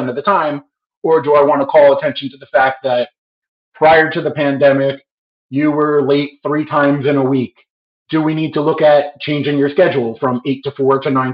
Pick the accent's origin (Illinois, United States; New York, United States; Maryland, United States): New York, United States; I'm a New Yorker